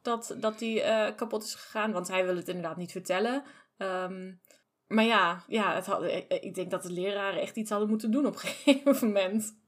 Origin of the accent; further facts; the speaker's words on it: Germany; ik ken het als Duitser